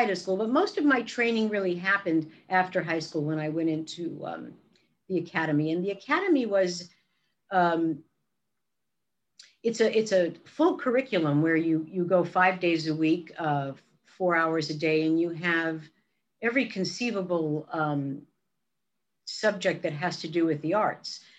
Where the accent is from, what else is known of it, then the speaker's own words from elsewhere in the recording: Brooklyn, New York, United States; And of course, coming from Brooklyn, my my accent, I sounded like a really bad imitation of Barbra Streisand.